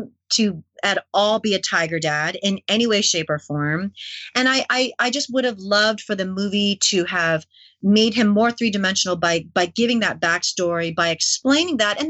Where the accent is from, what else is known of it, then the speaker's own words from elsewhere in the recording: Canada; also born or lived in New York City, United States; I grew up in Asian Canada